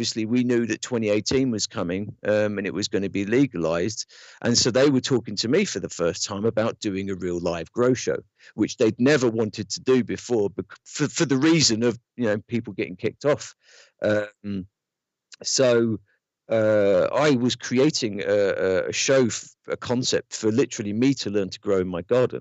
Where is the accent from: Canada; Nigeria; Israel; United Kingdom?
United Kingdom; London; moved away as an adult; now in United States; growing up in London